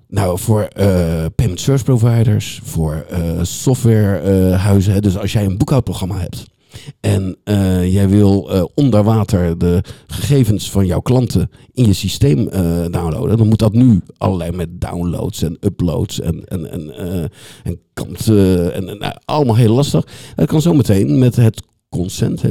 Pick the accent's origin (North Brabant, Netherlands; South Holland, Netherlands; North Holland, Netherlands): South Holland, Netherlands; The Hague; ik kom uit Den Haag, dus af en toe moet ik een, een, eh, een Haagse woord er, eh, eruit laten.